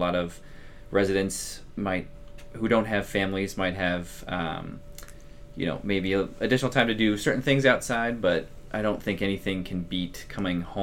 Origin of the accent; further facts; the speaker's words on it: Colorado, United States; moved away as an adult; also born or lived in Chicago; now in St. Joseph, United States; born and raised in Colorado